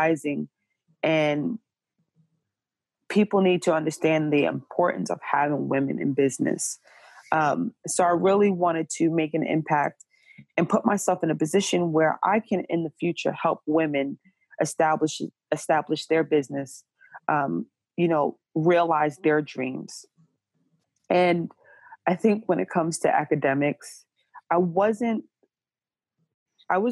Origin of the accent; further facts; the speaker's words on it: Jersey City, New Jersey, United States; now in Portland, United States; I am from Jersey City, New Jersey, currently residing in Portland, Oregon